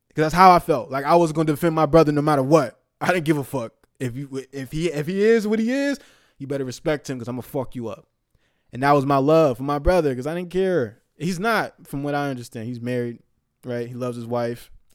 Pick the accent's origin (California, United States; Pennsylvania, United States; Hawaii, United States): California, United States; the Bay Area; moved away; I'm from the Bay